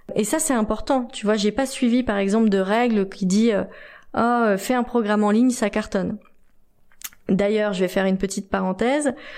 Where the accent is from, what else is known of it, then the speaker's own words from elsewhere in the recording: France; je suis française